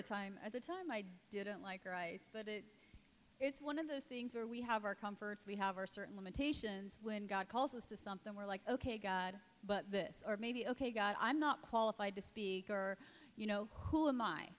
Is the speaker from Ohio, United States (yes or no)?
no; Indiana, United States; moved away as an adult; now in Cambodia; I'm from Indiana originally